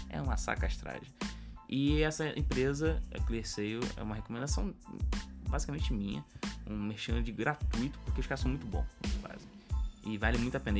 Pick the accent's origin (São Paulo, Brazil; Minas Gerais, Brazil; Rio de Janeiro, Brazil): Rio de Janeiro, Brazil; A gente é do Rio de Janeiro e a gente entregou a parada pro cliente